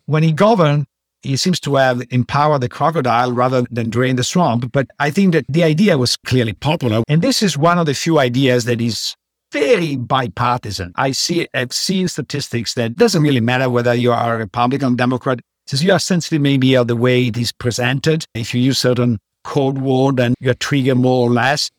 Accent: Padua, Veneto, Italy; moved away; I grew up in Padua

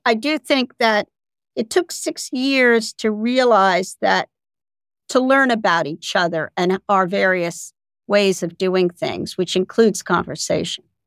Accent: United States; I'm still an American

